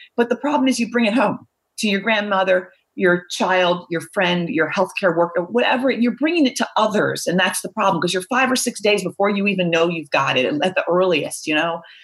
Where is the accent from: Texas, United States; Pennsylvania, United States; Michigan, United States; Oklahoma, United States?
Pennsylvania, United States; Philadelphia; moved away as an adult; also born or lived in Baltimore / Northeast US; I grew up pretty much in the suburbs of Philadelphia most of my life